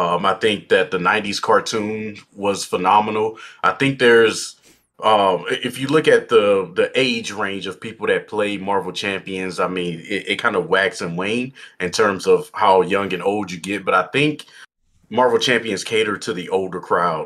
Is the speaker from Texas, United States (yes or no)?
yes; Texas, United States; now in Idaho, United States; I'm from Texas and I moved to Idaho